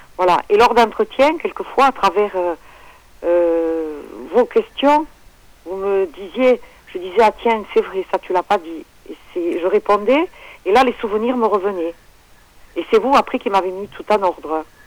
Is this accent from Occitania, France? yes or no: yes; Le Bousquet-d'Orb, Occitania, France; on est dans le Languedoc-Roussillon, dans les Hauts-Cantons, le Bousquet d'Orbe, dans l'Hérault, dans le 34